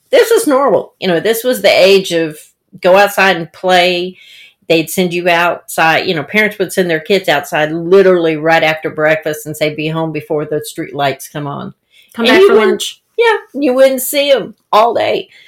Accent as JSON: {"language": "English", "town": "Ocean Springs", "region": "Mississippi", "country": "United States", "tie": "born or raised there", "said": "I I I say I grew up in Ocean Springs, Mississippi."}